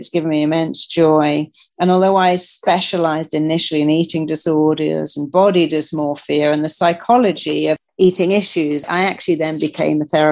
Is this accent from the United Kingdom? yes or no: yes; England, United Kingdom; I come from England